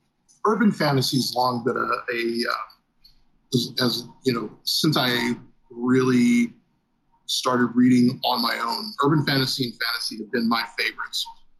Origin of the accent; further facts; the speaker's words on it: Texas, United States; I grew up in South Texas, so my reading choices were outside of like Tolkien and the Narnia series